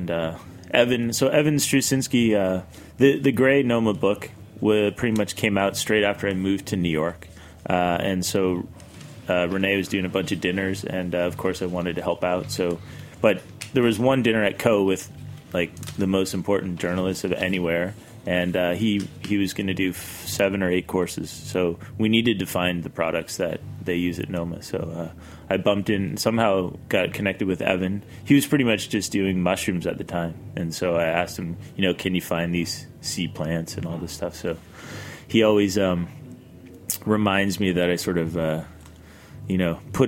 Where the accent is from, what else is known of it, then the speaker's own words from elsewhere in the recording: Nova Scotia, Canada; moved away as an adult; also born or lived in Europe; I grew up in Canada